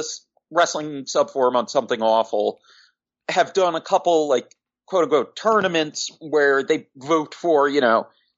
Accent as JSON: {"language": "English", "area": "Long Island", "region": "New York", "country": "United States", "tie": "born or raised there", "said": "I'm from Long Island, even though I was a little kid at the time"}